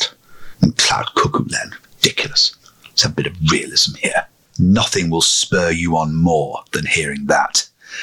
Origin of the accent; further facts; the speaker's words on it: Lancashire, North West England, United Kingdom; growing up in Lancashire as I did